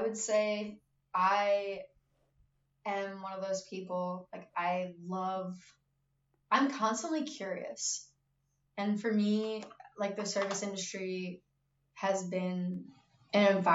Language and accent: English; Baltimore, Maryland, United States; I'm from Baltimore